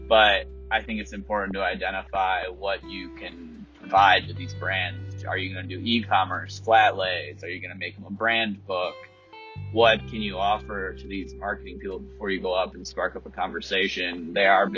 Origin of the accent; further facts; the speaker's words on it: United States; also born or lived in Colorado; as an American